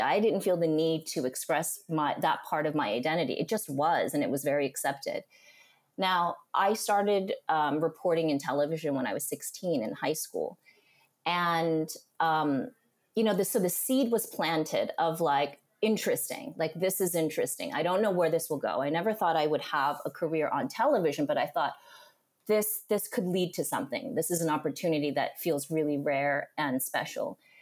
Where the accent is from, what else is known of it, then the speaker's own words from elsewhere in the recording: Union City, California, United States; moved away as an adult; also born or lived in Honolulu / New York; I grew up in Union City, which is East Bay